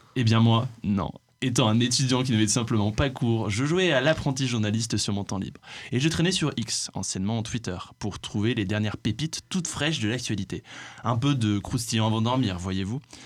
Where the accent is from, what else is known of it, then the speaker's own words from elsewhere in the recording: France; nous en tant que Français